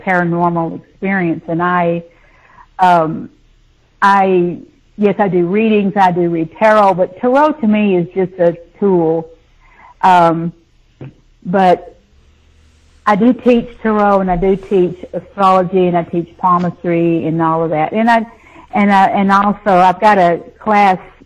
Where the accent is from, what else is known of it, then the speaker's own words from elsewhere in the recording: the South, United States; also born or lived in Nashville, Tennessee; I grew up in the South, you know, it's a buckle on the Bible Belt